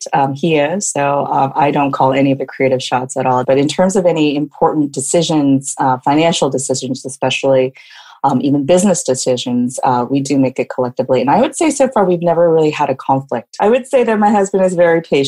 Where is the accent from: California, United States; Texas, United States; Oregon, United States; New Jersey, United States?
Oregon, United States; Portland; now in Seoul, South Korea; I'm originally from Portland, Oregon, and a native of there